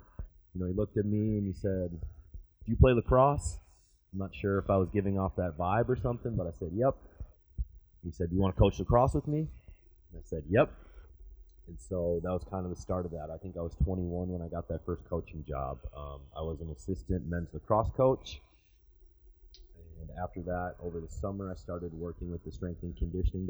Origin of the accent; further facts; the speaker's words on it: St. Paul, Minnesota, United States; moved away as an adult; also born or lived in Milwaukee, Wisconsin; now in Kentucky, United States; I grew up right outside of St. Paul, Minnesota.